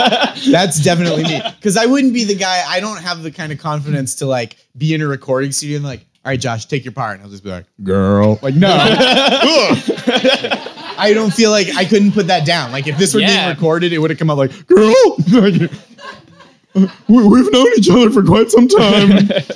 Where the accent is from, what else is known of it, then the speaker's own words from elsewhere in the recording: Stoneham, Massachusetts, United States; So I grew up in Stoneham, Massachusetts. I was in, a lot of my friends were from like the North Shore of Massachusetts.